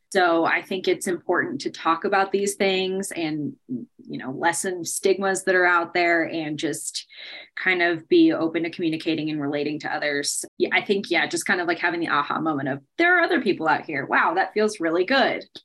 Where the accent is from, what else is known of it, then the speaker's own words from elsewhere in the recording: Bay Area, Northern California, United States; moved away as an adult; now in Colorado, United States; I grew up in California, in Northern California, in the Bay Area, and I've lived in Colorado for just over seven years now